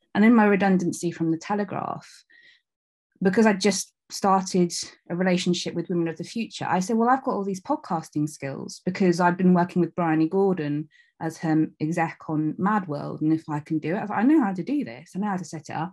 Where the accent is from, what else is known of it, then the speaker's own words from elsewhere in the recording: North Devon, South West England, United Kingdom; moved away as an adult; also born or lived in Leeds; I'm from North Devon. I was born in North Devon and I lived there up until, like, my mid to late twenties